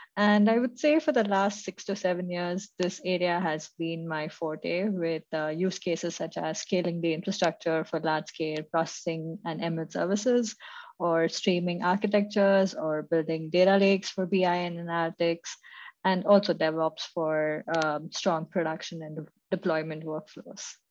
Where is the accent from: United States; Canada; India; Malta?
India; Mumbai, Maharashtra; moved away as an adult; now in Munich, Germany; I'm currently in Munich, Germany, where I've been living for the last three years, but I'm originally from India, Mumbai.